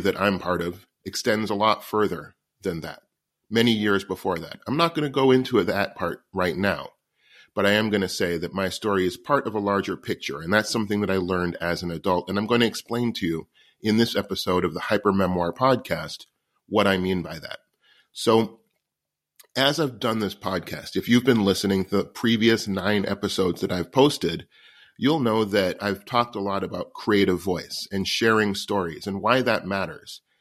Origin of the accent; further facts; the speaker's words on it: New York City, New York, United States; I was born homeless in New York City in nineteen seventy-seven